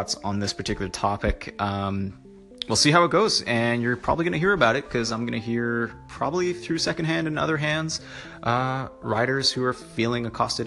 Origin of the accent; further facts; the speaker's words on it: Canada; Being Canadian